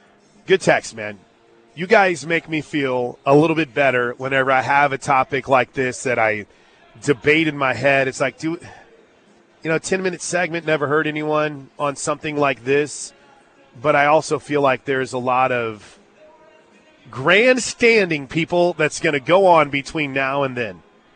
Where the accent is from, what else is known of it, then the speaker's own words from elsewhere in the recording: St. Louis, Missouri, United States; moved away; St. Louis, my hometown